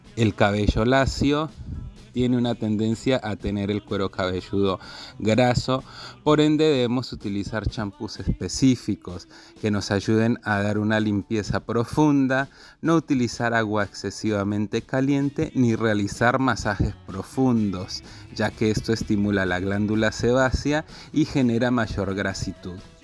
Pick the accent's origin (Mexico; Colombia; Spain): Colombia; now in Argentina; soy colombiano y estilista profesional